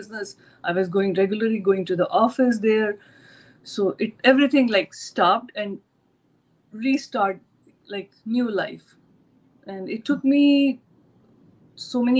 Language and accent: English; New Delhi, Delhi, India; moved away as an adult; now in United States; I born and brought up in India, basically Delhi. I'm from New Delhi